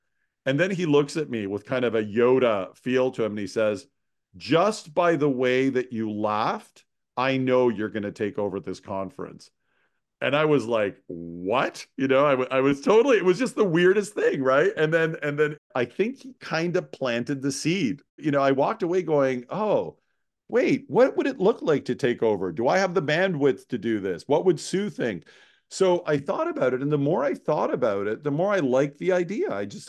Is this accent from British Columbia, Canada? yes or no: no; Toronto, Ontario, Canada; now in Montreal, Canada; And I'm a Toronto boy. I was born and raised in Toronto.